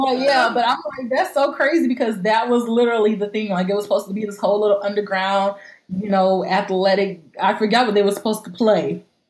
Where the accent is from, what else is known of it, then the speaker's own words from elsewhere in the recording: Camden, South Carolina, United States; in my hometown, in Camden, South Carolina.